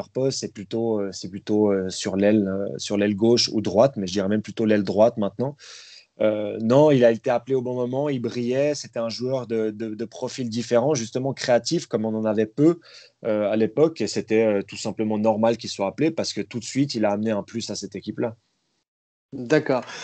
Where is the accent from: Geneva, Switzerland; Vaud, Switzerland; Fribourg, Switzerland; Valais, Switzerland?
Vaud, Switzerland; Vallorbe; Moi, je viens de Valorbe, dans le Nord-Vaudois. Donc, euh, pas loin de, entre Yverdon et Lausanne